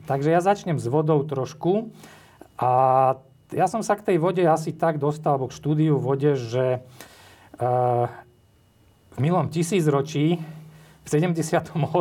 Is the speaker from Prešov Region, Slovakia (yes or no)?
yes; Zborov, Prešov Region, Slovakia; moved away as an adult; also born or lived in Bratislava; ja som rodák zo Zborova, to je taká väčšia, väčšia dedina pri Bardejove